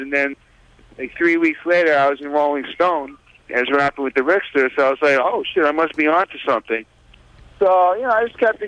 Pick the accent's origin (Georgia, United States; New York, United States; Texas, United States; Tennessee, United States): New York, United States; New York City; I grew up in the Village, you know, a little bit on the west side